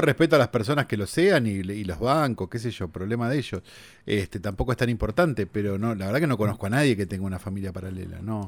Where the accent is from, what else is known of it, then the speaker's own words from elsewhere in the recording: Buenos Aires, Argentina; En Capital, nosotros los que somos porteños